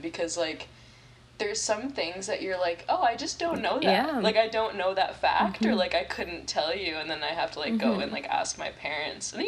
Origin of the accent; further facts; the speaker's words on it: Terrace, British Columbia, Canada; moved away as an adult; also born or lived in Ottawa / Montreal; lifelong friends mm-hmm. that I made in Terrace.